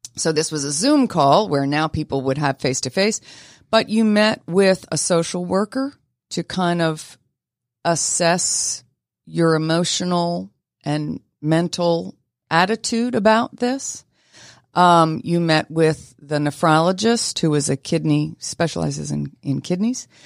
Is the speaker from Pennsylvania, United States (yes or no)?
yes; Philadelphia area, Pennsylvania, United States; we grew up in the Philadelphia area